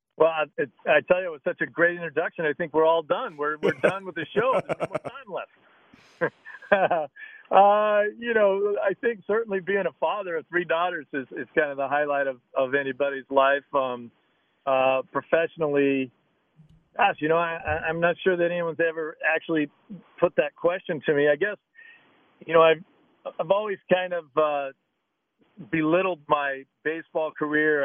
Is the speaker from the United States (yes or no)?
yes; Oregon, United States; Growing up in Oregon